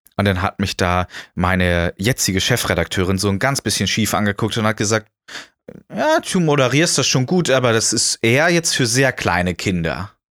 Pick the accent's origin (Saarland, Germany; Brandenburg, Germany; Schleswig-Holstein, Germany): Schleswig-Holstein, Germany; moved away as an adult; now in Erfurt, Germany; dass ich in Schleswig-Holstein groß geworden äh, bin